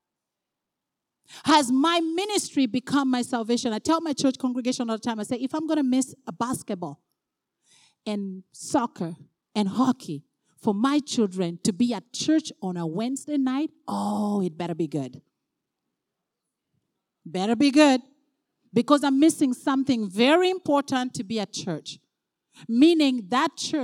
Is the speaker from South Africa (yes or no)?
no; Uganda; now in Canada; I'm originally from Uganda